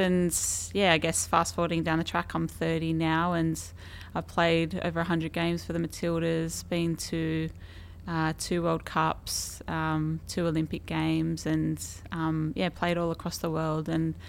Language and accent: English; Sydney, New South Wales, Australia; moved away as an adult; also born or lived in United States; now in London, United Kingdom; I grew up in Western Sydney in a little suburb called Quakers Hill.